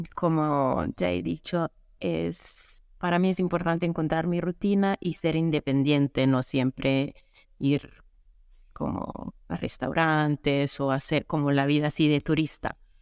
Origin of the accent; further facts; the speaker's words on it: Italy; Spanish is a second language; moved away as an adult; also born or lived in Canada; Yo soy italiana y viajera full time desde 2018